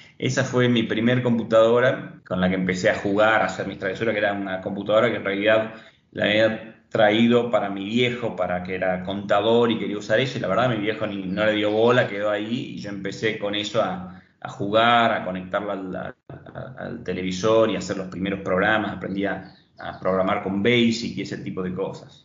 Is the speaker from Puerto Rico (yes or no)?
no; San Miguel de Tucumán, Tucumán, Argentina; moved away as an adult; also born or lived in Yerba Buena, Argentina; now in Punta Ballena, Uruguay; soy nacido en San Miguel de Tucumán, aunque viví los últimos años en Yerba Buena